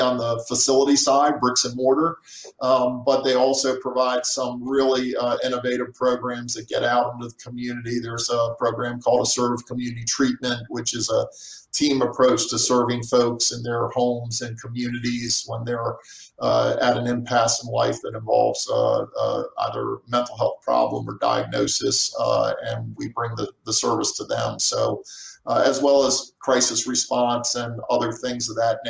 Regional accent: Annapolis, Maryland, United States; also born or lived in Central Virginia; now in Dubuque, United States; I'm in this wooded area outside of where I lived, close by Annapolis, Maryland

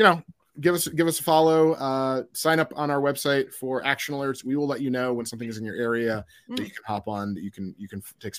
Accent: Midwest, United States; And then we mix it with mayo because I'm from the Midwest.

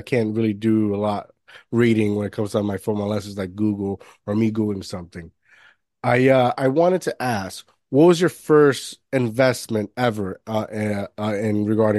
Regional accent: Jersey City, New Jersey, United States; Like I'm from New Jersey, Jersey City

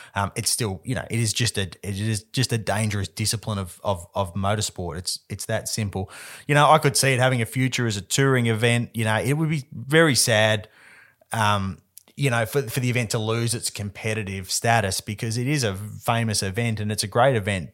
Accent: Western Australia, Australia; I'm gonna go all West Aussie all the time this week. It was my home race

